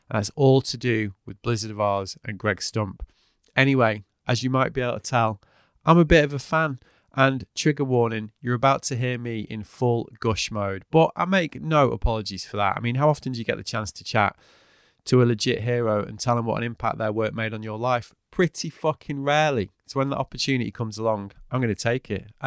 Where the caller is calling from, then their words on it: Brighton, South East England, United Kingdom; Uh, I'm in Brighton in the UK.